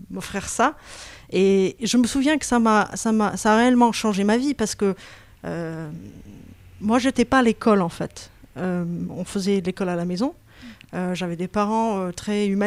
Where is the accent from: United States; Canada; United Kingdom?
United States; Berkeley, California; moved away; Moi, je suis née à, Berkeley, en Californie.